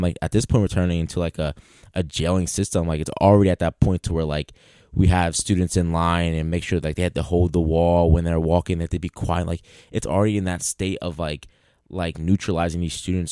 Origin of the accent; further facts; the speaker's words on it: Philadelphia, Pennsylvania, United States; growing up in Philly